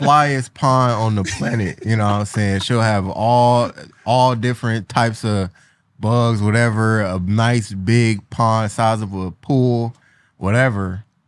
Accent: Cleveland, Ohio, United States; I'm from Cleveland

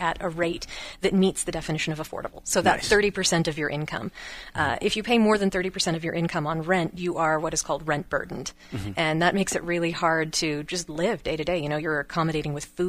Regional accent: West Texas, United States; moved away as an adult; also born or lived in Michigan; now in Sparks, United States; I grew up in West Texas.

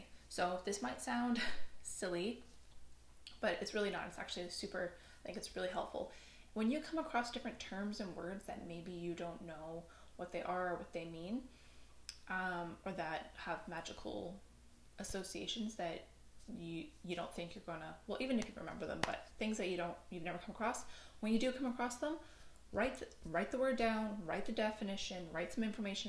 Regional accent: Newfoundland and Labrador, Canada; I am from Newfoundland. We don't have the best English.

